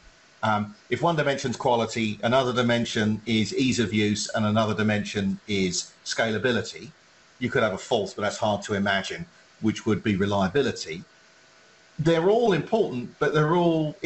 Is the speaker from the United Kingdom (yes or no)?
yes; England, United Kingdom; now in United States; I, as an Englishman, grew up watching PAL television quality, European quality television in the UK, came to America